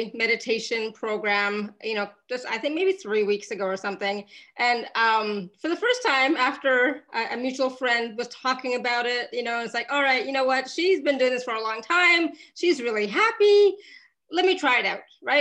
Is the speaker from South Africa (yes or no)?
no; Canada; I grew up in Canada